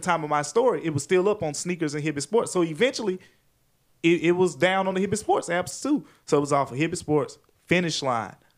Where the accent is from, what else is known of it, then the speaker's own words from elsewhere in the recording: Memphis, Tennessee, United States; I'm born and raised in Memphis